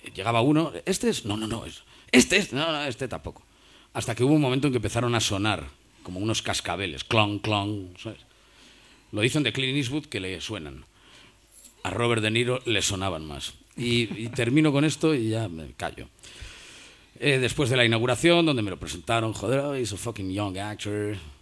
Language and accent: Spanish; Cantabria, Spain; moved away; also born or lived in Madrid / New York; los cántabros hemos hecho escuela